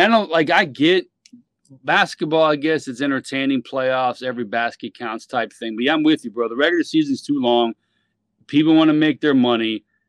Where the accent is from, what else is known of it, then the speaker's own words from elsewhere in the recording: Miami, Florida, United States; we're from Miami, South Florida